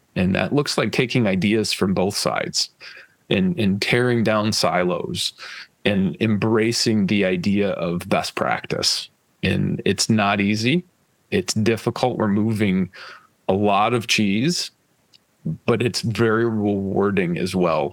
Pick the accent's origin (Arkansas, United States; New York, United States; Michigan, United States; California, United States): Michigan, United States; West; growing up in West Michigan